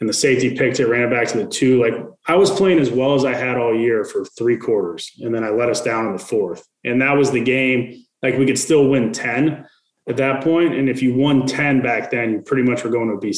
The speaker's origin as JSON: {"language": "English", "region": "Midwest", "country": "United States", "said": "I'm from the Midwest"}